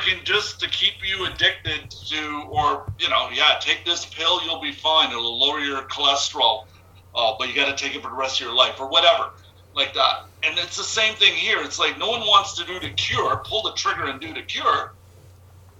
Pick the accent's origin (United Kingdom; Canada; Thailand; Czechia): Canada; Montreal, Quebec; now in Toronto, Canada; I'm from Montreal originally, whatever. But so I've moved to Toronto back in 1990s